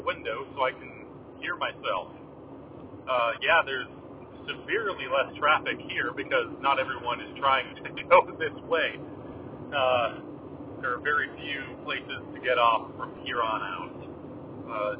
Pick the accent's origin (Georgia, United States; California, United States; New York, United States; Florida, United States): California, United States; Southern; now in Washington, United States; I am originally from Southern California